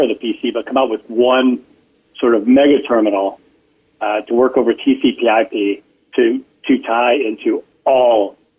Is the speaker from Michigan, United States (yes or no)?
yes; Michigan, United States; Yeah, outside Detroit.